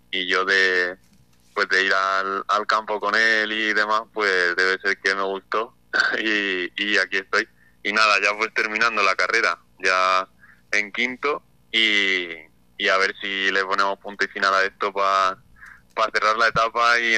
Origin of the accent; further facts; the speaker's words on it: Ciudad Real, Castilla-La Mancha, Spain; Bueno, pues yo soy de Ciudad Real, de, de la capital